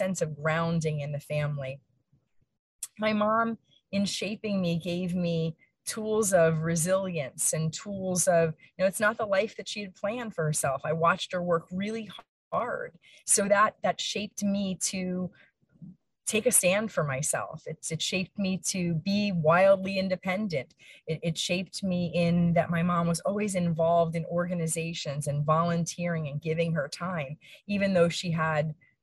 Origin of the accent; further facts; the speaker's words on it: Allentown, Pennsylvania, United States; I was born and raised in Allentown, Pennsylvania